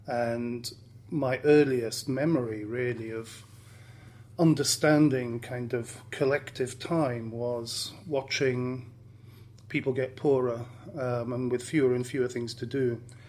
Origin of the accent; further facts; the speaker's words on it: Bouillon, Wallonia, Belgium; moved away; Growing up in Bouillon, I was, in a sense, bathed in my grandparents' memories